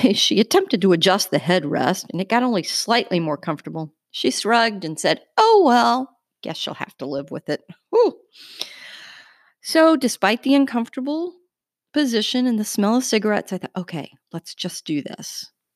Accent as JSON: {"language": "English", "country": "United States", "said": "we're two American journalists"}